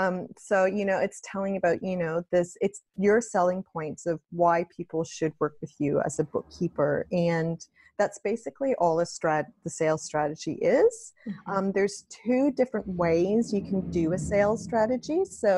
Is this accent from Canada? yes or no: yes; Canada; moved away as an adult; now in Australia; just because of my accent. So I moved from Canada to Australia over 8 years ago now, which is pretty crazy to think of, but absolutely love it here